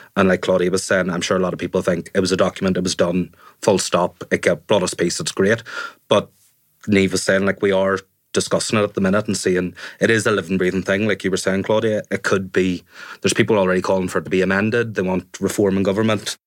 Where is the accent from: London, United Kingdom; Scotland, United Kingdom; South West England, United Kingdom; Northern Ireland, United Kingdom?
Northern Ireland, United Kingdom; Enniskillen; now in Belfast, United Kingdom; When I grew up in Fermanagh, I was quite sheltered